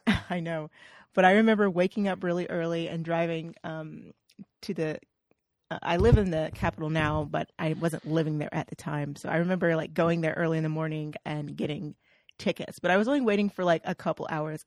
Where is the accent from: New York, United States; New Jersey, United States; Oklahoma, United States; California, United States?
Oklahoma, United States; I'm from Oklahoma